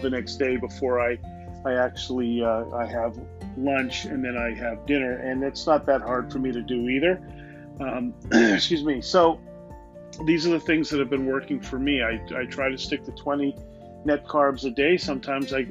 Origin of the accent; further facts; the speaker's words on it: Canada; I'm a Canadian